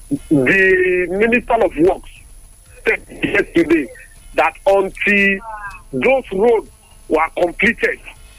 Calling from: Sungo, Nigeria; I'm calling from Sungo.

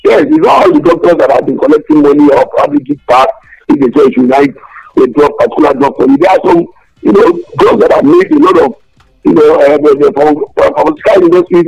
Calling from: Abeokuta, Ogun State, Nigeria; I'm here calling from the People's Parliament in Dagunaleme in Abeokuta.

